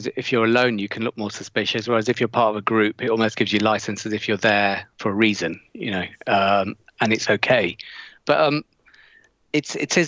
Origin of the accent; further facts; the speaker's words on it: Leicester, East Midlands, United Kingdom; I come from an area in Leicester called Highfields